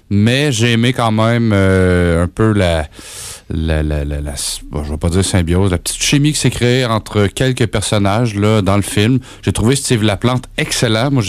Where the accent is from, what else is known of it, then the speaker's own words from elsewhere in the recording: Drummondville, Quebec, Canada; Drummondville, ah mon patelin